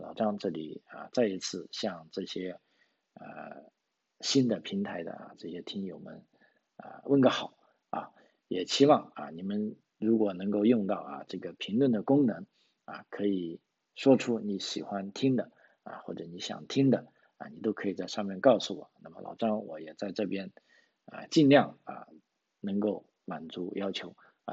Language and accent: Chinese; Guangzhou, Guangdong, China; moved away as an adult; now in Australia; 我是从广州来的